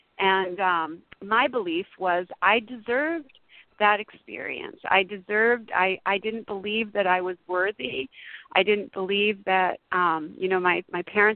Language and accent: English; Massachusetts, United States; moved away as an adult; now in California, United States; I moved to California. I'm from Massachusetts originally, and I had moved out here to California